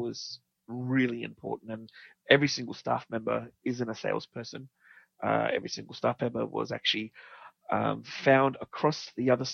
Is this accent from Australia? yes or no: yes; Australia